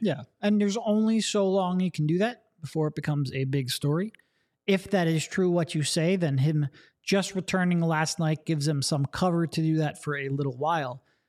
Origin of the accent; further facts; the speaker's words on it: Allentown, Pennsylvania, United States; I grew up in the Allentown area